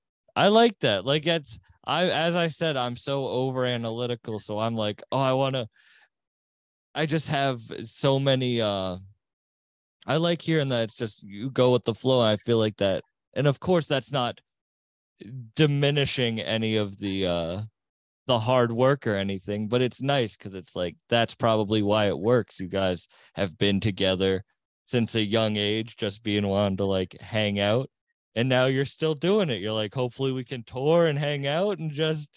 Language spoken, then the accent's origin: English; Cape Cod, Massachusetts, United States; born there; Yeah, like I was born on Cape Cod, so I lived there, and then I just moved all around.